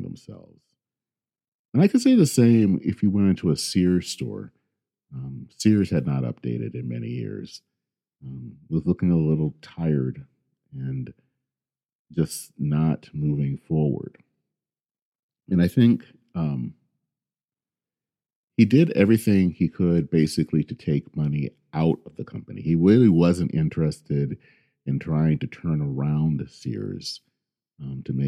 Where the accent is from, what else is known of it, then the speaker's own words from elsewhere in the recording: Flint, Michigan, United States; I grew up in Flint, Michigan